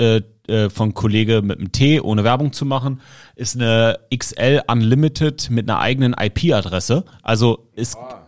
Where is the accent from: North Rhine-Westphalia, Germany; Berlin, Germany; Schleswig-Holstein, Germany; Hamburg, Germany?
Berlin, Germany; als Berliner